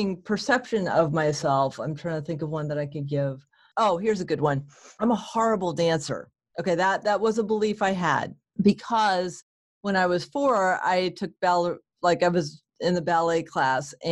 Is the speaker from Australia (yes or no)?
no; New England, United States; I'm from New England.